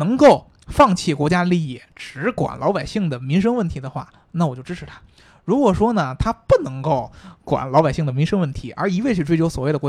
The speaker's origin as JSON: {"language": "Chinese", "country": "China", "said": "对我也是中国人，只不过是我跟大家分析，就是因为我们从中国人的角度来说"}